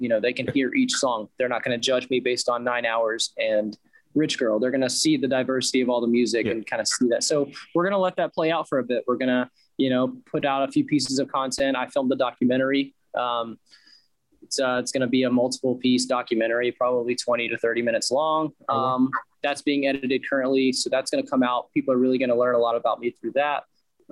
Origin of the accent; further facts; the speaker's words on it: High Point, North Carolina, United States; also born or lived in Greensboro, North Carolina / Hickory, North Carolina; I was born in High Point, but I lived in Greensboro. I lived in Western North Carolina in the Hickory area